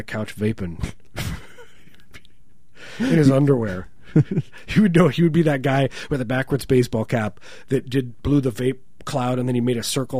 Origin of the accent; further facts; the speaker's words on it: Midwest, United States; growing up in the Midwest